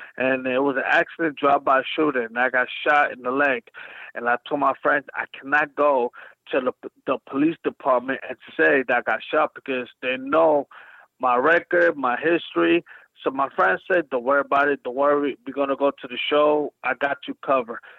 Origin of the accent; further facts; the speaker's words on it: New York City, New York, United States; I'm from Brooklyn